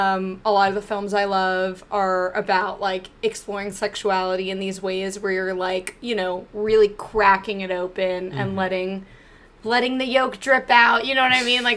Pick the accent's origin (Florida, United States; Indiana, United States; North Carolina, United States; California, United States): North Carolina, United States; Charlotte; I grew up in Charlotte.